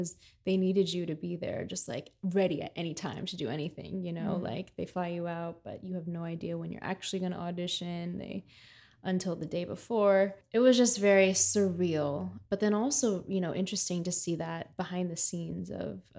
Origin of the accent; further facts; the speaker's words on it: United States; now in New York City, United States; I was raised in the States